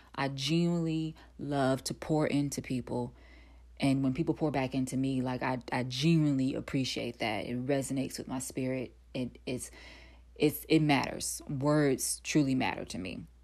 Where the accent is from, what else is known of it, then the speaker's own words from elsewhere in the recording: North Carolina, United States; moved away as an adult; also born or lived in Atlanta, Georgia; I'm originally from North Carolina